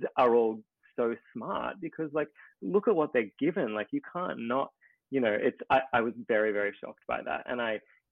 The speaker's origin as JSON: {"language": "English", "town": "Ballarat", "region": "Victoria", "country": "Australia", "tie": "born or raised there", "said": "growing up in Ballarat, you know, Ballarat's a very different place now to when I was growing up there"}